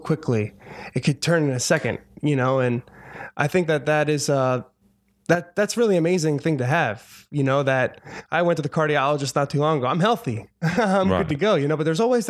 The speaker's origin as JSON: {"language": "English", "town": "Audubon", "region": "New Jersey", "country": "United States", "tie": "born or raised there", "also_born_or_lived": "Philadelphia / New York City", "moved": "as an adult", "lives_now": "Los Angeles, United States", "said": "That's where I grew up, because I think he mentioned Cherry Hill. I grew up in Audubon, which is literally 5 minutes away."}